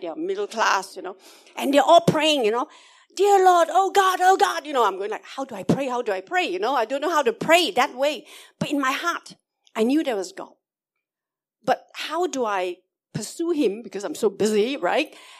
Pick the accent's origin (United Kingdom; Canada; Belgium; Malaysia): Malaysia; I'm a Malaysian Chinese